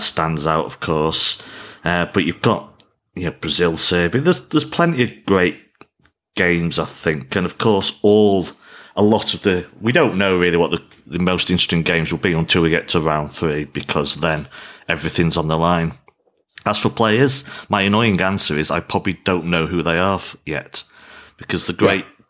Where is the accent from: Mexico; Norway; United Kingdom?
United Kingdom; England; as an Englishman